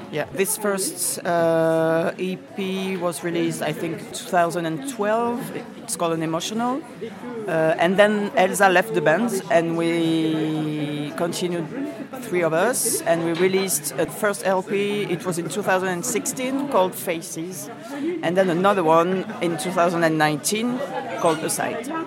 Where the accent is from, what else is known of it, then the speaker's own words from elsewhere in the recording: Toulouse, Occitania, France; English is a second language; I'm from Toulouse. I'm 42